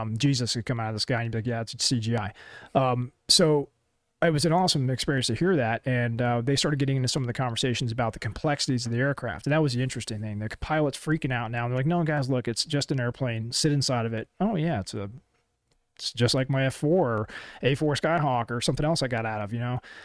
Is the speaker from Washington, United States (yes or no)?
no; Florida, United States; moved away; also born or lived in Colorado; my hometown in Denell, Florida.